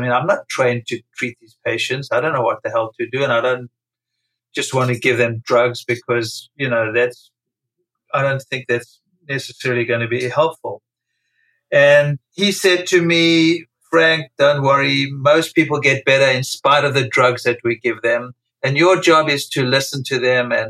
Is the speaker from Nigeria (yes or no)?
no; South Africa; moved away as an adult; now in New York City, United States; I was born and raised in South Africa during apartheid